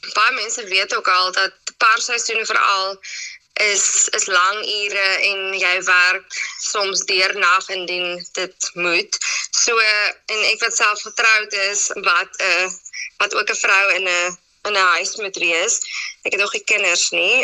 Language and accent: Afrikaans; Citrusdal, Western Cape, South Africa; also born or lived in Stellenbosch; In Citrusdal. So dit is my baie lekker om terug in my tuisdorp te wees